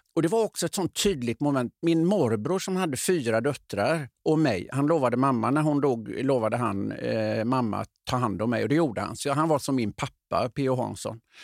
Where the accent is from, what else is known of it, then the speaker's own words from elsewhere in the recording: Öckerö, Västra Götaland, Sweden; moved away; hemma på Öckerö